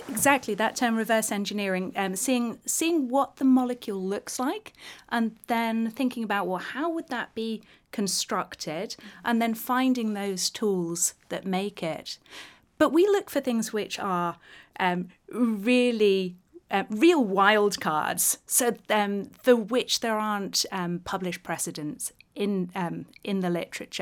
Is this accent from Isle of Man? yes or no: yes; Isle of Man; growing up on the Isle of Man